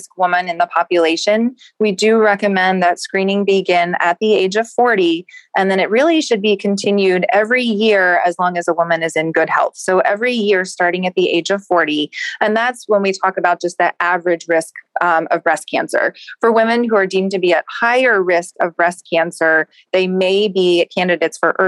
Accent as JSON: {"language": "English", "town": "Lexington", "region": "Kentucky", "country": "United States", "also_born_or_lived": "Washington, D.C. / Chicago", "moved": "as an adult", "lives_now": "Cleveland, United States", "said": "I'm originally from Lexington, Kentucky."}